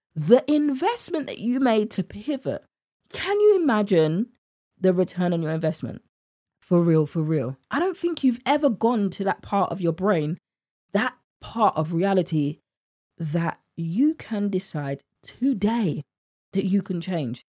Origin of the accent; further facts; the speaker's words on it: United Kingdom; accent: British; my British accent